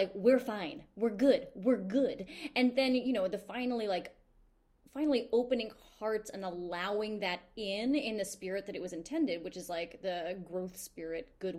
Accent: New York City, New York, United States; I feel as a New Yorker

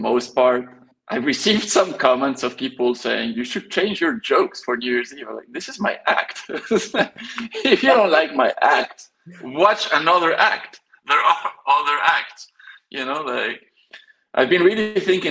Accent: Belgium; also born or lived in Spain; I was born in Spain. Grew up in Spain a little bit, then moved to Belgium

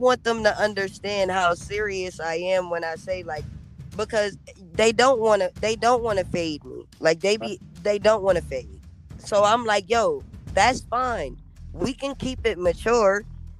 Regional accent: Rochester, New York, United States; I'm from Rochester.

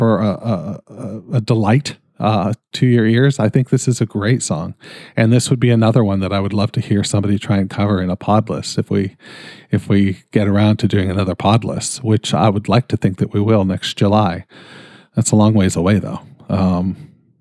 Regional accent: Canada; I'm Canadian

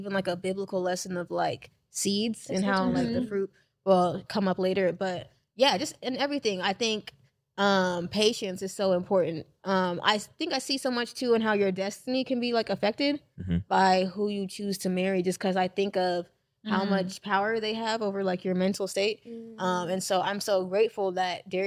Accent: Nigeria; I'm Nigerian

